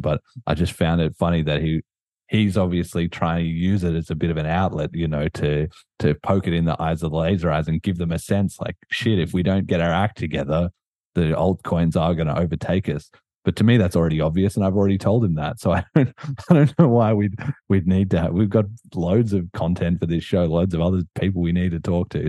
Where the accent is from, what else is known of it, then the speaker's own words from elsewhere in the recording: Australia; I'm Australian